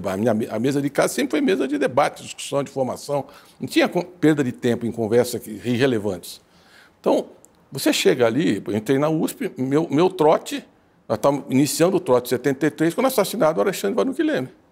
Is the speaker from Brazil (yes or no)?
yes; Santos, São Paulo, Brazil; eu nasci em Santos.